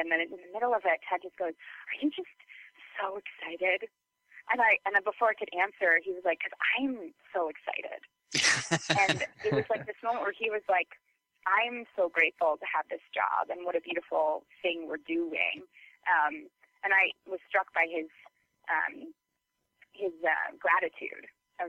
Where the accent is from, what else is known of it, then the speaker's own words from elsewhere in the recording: Minnesota, United States; Well, you know, I grew up in Minnesota, so